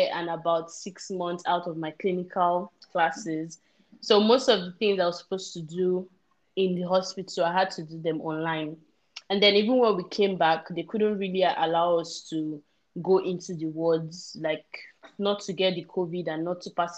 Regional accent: Nigeria; moved away; as a Nigerian

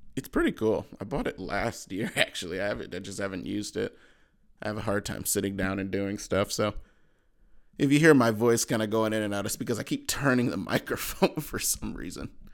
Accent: Cleveland, Ohio, United States; I'm from Cleveland

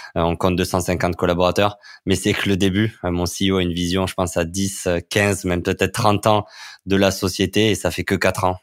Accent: France; en tant que, en tant que Français

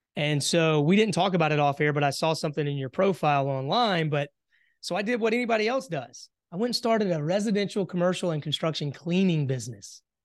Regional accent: Hartsville, South Carolina, United States; moved away as an adult; born and raised in South Carolina, um, you know, had a, had a pretty, uh, simple childhood. I grew up, uh, in the farmland area, a little small town, Hartsville, South Carolina

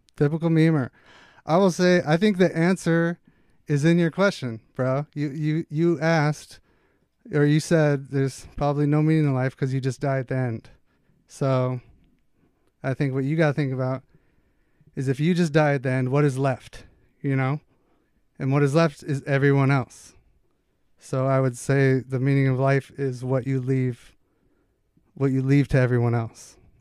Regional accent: Redondo Beach, California, United States; also born or lived in Alaska / Minnesota; Originally from Alaska. But I went to Redondo Beach for high school

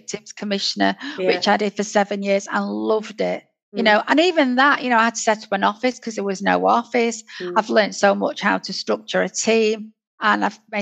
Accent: United Kingdom; as a Northerner

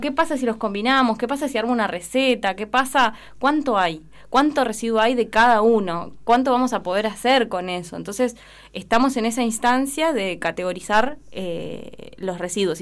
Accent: Junín de los Andes, Neuquén, Argentina; moved away as an adult; also born or lived in La Plata; now in Esquel, Argentina; Yo soy oriunda de Junín de los Andes

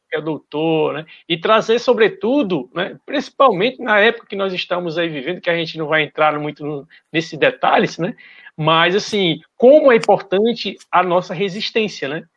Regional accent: Brazil; aqui do nosso Brasil

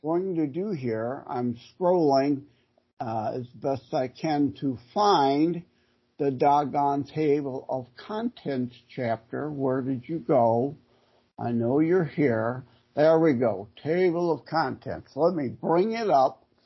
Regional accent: Detroit, Michigan, United States; born and raised in the Detroit area

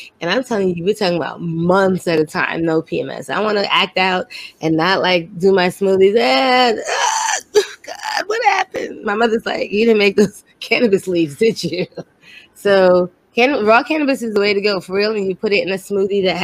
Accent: New York City, New York, United States; moved away; I'm from Brooklyn

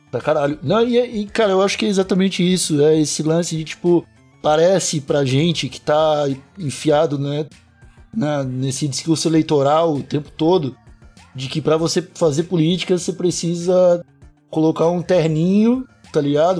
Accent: South Region, Brazil; nós somos sulistas

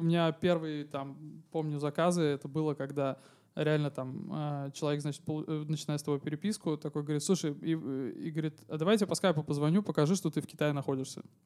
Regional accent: Saint Petersburg, Russia; я из Санкт-Петербурга

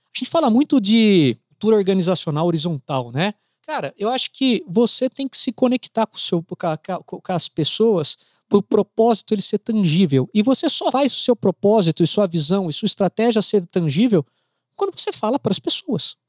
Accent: Brazil; eu sou brasileiro.

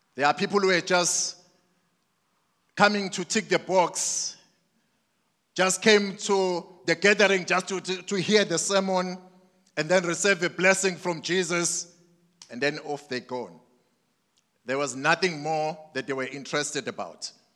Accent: Mandini, KwaZulu-Natal, South Africa; I grew up in Mandini

